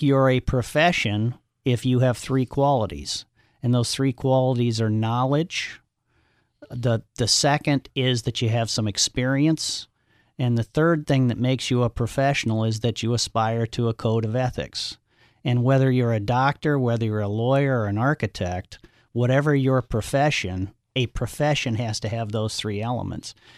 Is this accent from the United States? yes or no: yes; Omaha, Nebraska, United States; grew up in Omaha, Nebraska